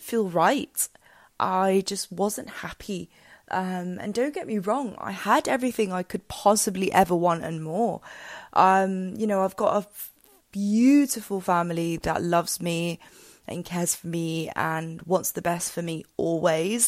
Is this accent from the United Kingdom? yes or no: yes; England, United Kingdom; moved away as an adult; now in Spain; I'd lived and grown up in England since I was two, um, and lived there for, yeah, basically all my life for about twenty-one years.